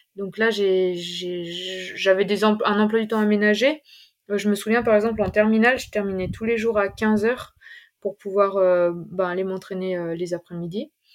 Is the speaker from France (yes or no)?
yes; Ain, Auvergne-Rhône-Alpes, France; now in Grenoble, France; je suis originaire de l'Ain, euh, plus précisément euh, en Brunet